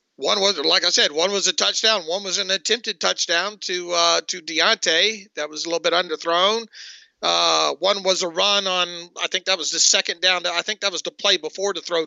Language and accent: English; Northwest Florida, United States; moved away; also born or lived in Georgia; I grew up in Northwest Florida